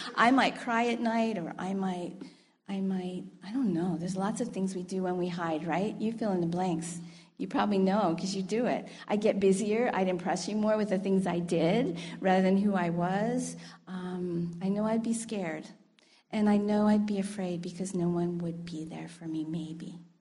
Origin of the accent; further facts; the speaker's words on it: United States; moved away; I'm American